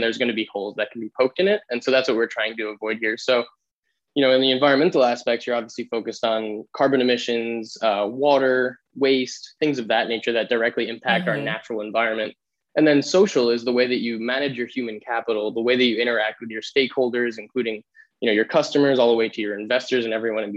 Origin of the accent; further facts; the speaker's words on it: New York City, New York, United States; now in Vermont, United States; I'm originally from the New York City area, a small town called Rockaway Beach, right in the ocean